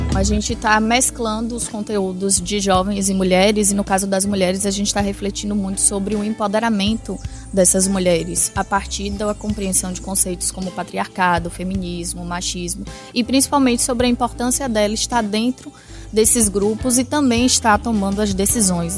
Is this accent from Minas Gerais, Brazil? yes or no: no; Bahia, Brazil; sou da Bahia